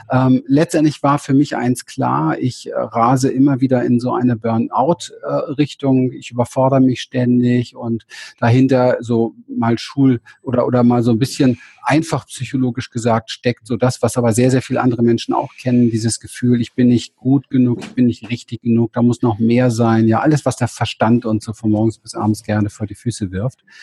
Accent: Berlin, Germany; Also ich bin in Berlin aufgewachsen, um Hinterhof

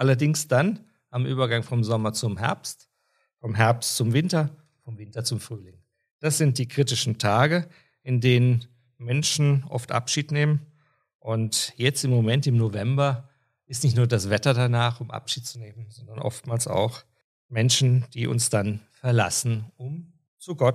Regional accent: Austria; Bei uns in Österreich ist diese Bezeichnung schon sehr, sehr lange in der Kirche üblich.

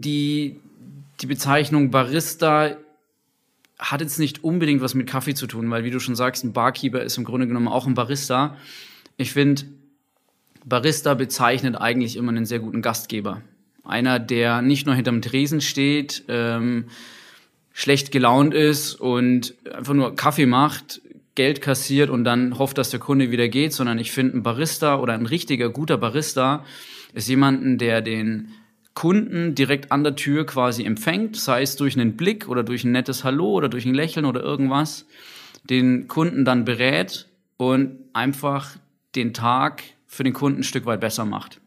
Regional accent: Nuremberg, Bavaria, Germany; ich komme aus Nürnberg

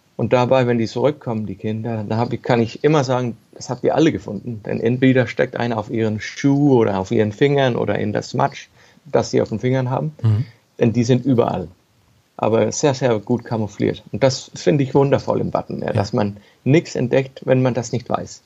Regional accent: Ballum, Southern Denmark, Denmark; also born or lived in Copenhagen; ich bin in, in Ballum geboren. Das ist ein kleines Dorf auf dem Festland, genau, genau bei Römer, bloß auf dem Festland. Und als Kind habe ich halt jeden Tag, bin ich bei mir rumgelaufen und habe verschiedene Dinge gesehen und gefunden und so weiter. Und bin halt da aufgewachsen

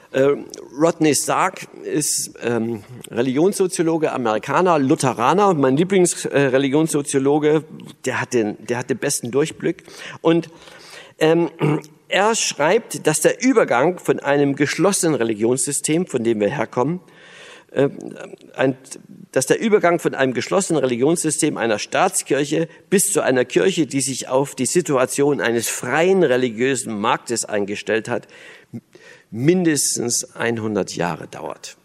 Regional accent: Berlin, Germany; also born or lived in East Germany (GDR); ich bin ja Berliner

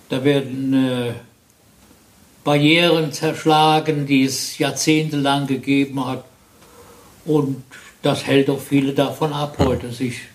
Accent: Neuwied, Rhineland-Palatinate, Germany; Äh, nein, ich bin hier in Neuwied.

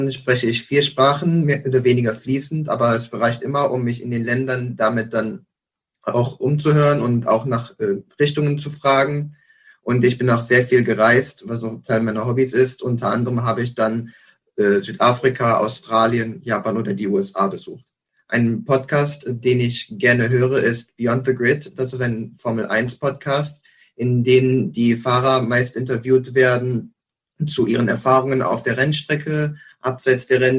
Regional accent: Aachen, North Rhine-Westphalia, Germany; now in Münster, Germany; Ich komme gebürtig nicht aus Münster, sondern aus Aachen. Dafür gefällt es mir aber in Münster jetzt sehr, sehr gut.

